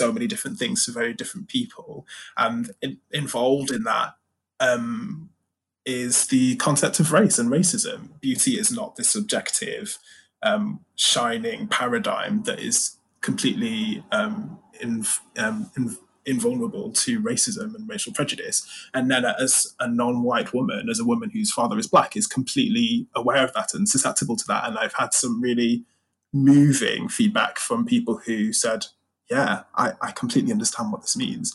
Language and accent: English; United Kingdom; being British